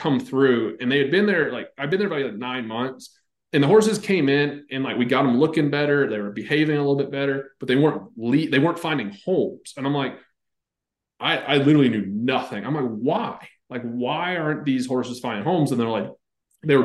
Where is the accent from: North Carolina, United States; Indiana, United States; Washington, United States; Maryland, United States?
North Carolina, United States; I grew up, like you could bull ride like 7 days a week, because I'm from North Carolina